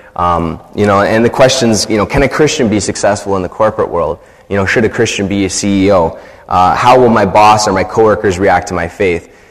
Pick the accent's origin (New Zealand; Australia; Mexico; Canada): Canada; I'm a Canadian